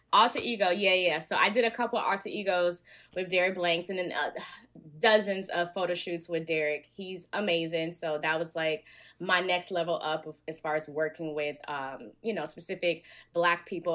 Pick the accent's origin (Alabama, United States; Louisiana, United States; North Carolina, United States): Alabama, United States; now in Los Angeles, United States; I'm from Bama